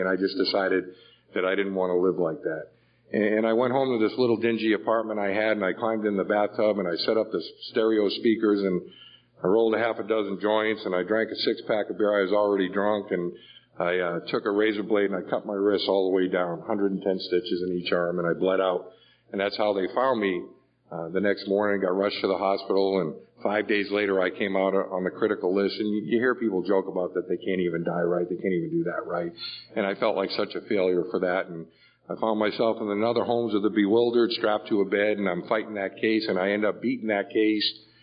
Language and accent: English; Boston, Massachusetts, United States; I grew up in an Irish Catholic neighborhood. I'm from Boston. I grew up in the projects.